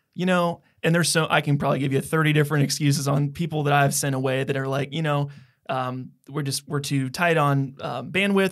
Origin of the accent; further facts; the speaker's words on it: Donaldson, United States; their original house in Donaldson where we're from